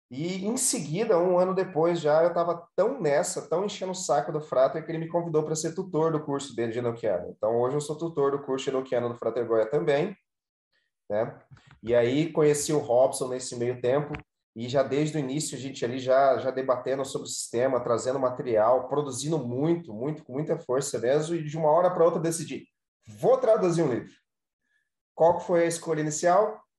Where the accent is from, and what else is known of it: Mato Grosso, Brazil; born or raised there